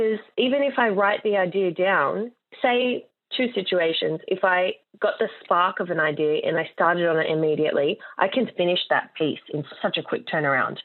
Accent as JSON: {"language": "English", "town": "Sydney", "region": "New South Wales", "country": "Australia", "said": "I am a digital artist from Western Sydney"}